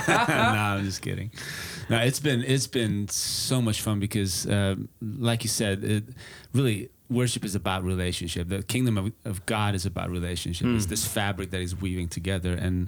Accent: Budapest, Hungary; English is a second language; moved away as an adult; now in Texas, United States; I'm actually from Budapest, Hungary. So that's where the slight accent comes from, or strong for some, I guess. But that's where I was born and raised, back under communism.

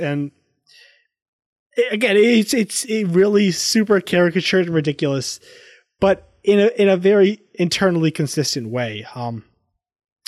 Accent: the South, United States; growing up in the South

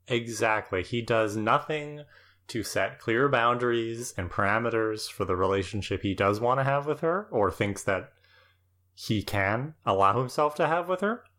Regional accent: Canada; as a Canadian

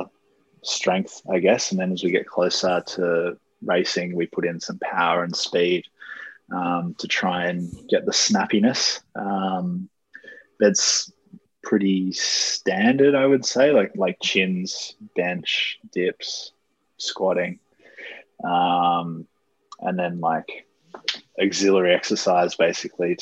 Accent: Australia; growing up in Australia

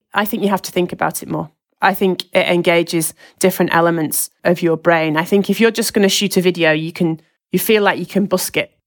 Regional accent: Lancashire, North West England, United Kingdom; I'm from Lancashire

